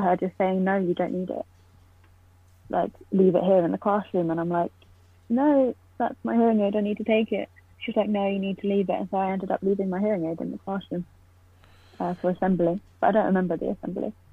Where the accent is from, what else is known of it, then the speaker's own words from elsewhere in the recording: Poole, South West England, United Kingdom; moved away as an adult; now in Oxford, United Kingdom; I'm from Poole, but I always say Bournemouth because no one knows where Poole is, but it's right next door.